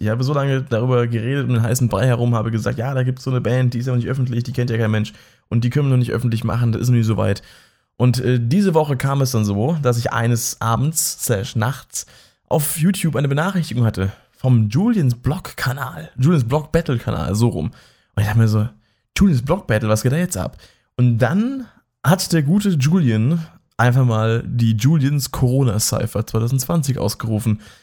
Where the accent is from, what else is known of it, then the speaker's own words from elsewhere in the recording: near Mannheim, Baden-Württemberg, Germany; ich wohne ja auch in der Nähe von Mannheim und ich komme auch aus der Nähe von Mannheim